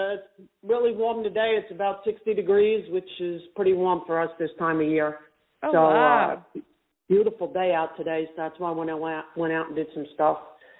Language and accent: English; New York, United States; now in North Carolina, United States; I'm from New York